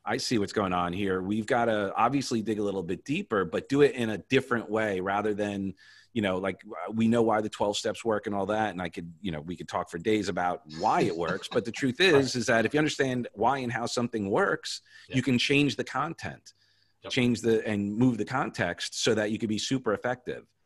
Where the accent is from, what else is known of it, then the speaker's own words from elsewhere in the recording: Long Island, New York, United States; now in Florida, United States; I grew up on Long Island